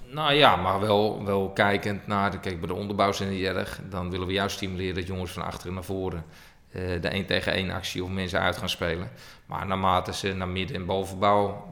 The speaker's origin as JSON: {"language": "Dutch", "town": "Hilversum", "region": "North Holland", "country": "Netherlands", "tie": "born or raised there", "also_born_or_lived": "Estonia / Russia", "said": "Niet in Utrecht, maar ik ben geboren in Hilversum"}